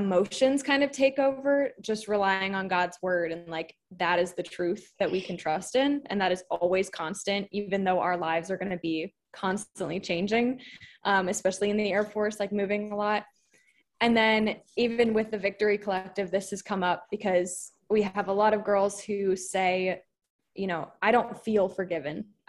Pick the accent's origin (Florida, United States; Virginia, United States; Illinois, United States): Virginia, United States; now in Del Rio, United States; I'm from Virginia, but I currently live in the tiny town of Del Rio, Texas